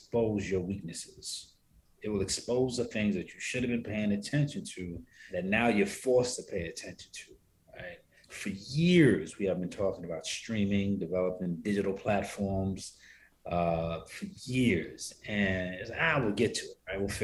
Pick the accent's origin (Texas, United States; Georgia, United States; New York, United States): New York, United States; New York City; now in Atlanta, United States; I was born and raised in Harlem